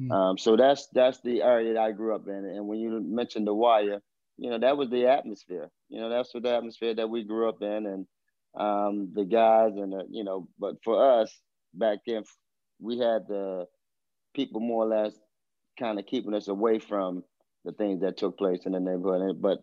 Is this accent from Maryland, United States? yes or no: yes; Baltimore, Maryland, United States; I'm from Baltimore. Baltimore, grew up, like I said, in the inner city of Baltimore.